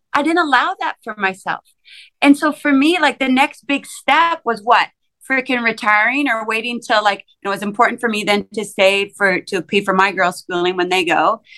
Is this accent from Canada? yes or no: yes; Saskatchewan, Canada; I grew up in small town Saskatchewan, a town of like 5,000 people